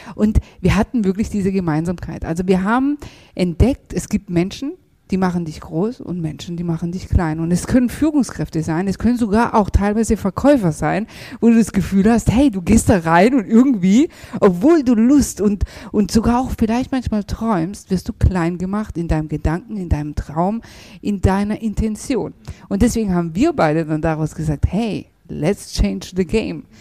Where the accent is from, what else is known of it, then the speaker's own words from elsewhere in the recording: Germany; wir sind ja in Deutschland geboren, aufgewachsen